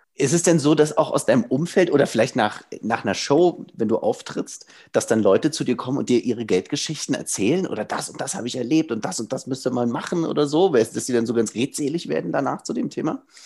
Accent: Germany; bei uns in Deutschland

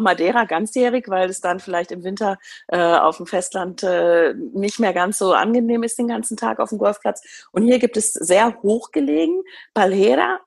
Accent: Germany; bei uns in Deutschland

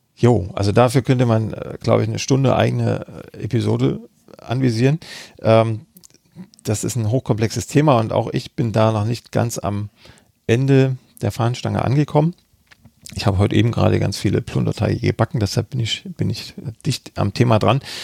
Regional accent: Freiberg, Saxony, Germany; Freiberg ist meine Heimatstadt, da bin mhm. ich geboren und habe dann auch da studiert.

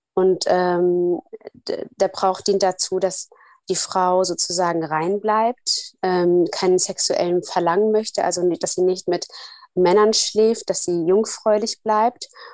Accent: Somalia; moved away; Ich komme ja aus Somalia

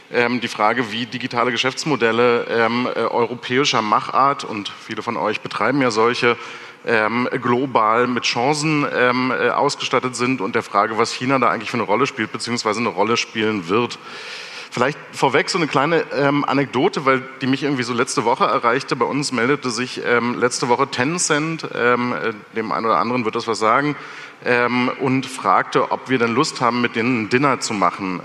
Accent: Germany; als Deutsche

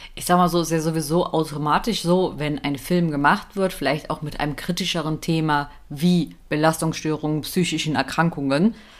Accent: Germany; wir Deutschen

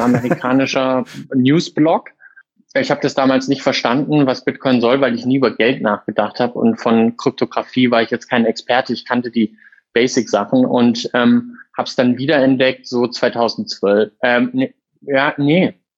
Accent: near Freiburg, Baden-Württemberg, Germany; moved away as an adult; also born or lived in Munich; now in Berlin, Germany; ich bin gebürtig aus der Nähe von Freiburg, habe Jura studiert in München und Berlin und in Berlin seit 2014 als Rechtsanwalt äh, tätig

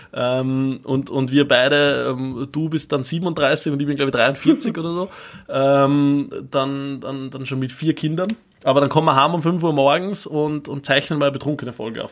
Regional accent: Upper Austria, Austria; now in Vienna, Austria; ich bin aus Oberösterreich ursprünglich

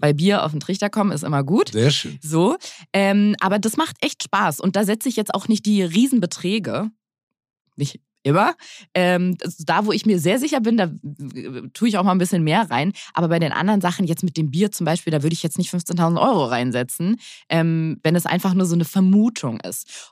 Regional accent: Berlin, Germany; meine Mutter ist zwar aus dem Schwabeländler, aber ich bin ähm, die letzte in Berlin geborene Berlinerin

